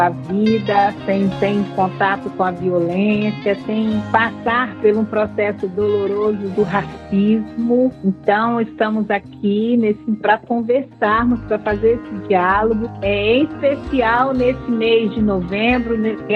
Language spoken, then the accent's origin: Portuguese; northern Espírito Santo, Brazil; no estado do Espírito Santo, de onde eu venho, no norte do estado, no território território conhecido como Território Quilombola do Sapê do Norte.